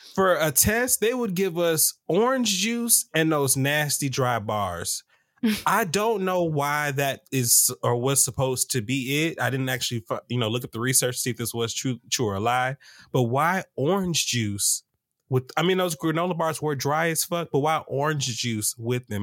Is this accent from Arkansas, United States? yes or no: no; Atlanta, Georgia, United States; I'm from Atlanta